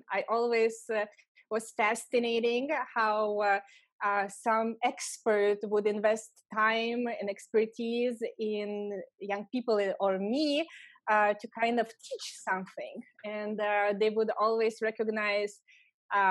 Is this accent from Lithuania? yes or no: yes; Lithuania; English is a second language; moved away as an adult; also born or lived in Los Angeles, California; I'm from Lithuania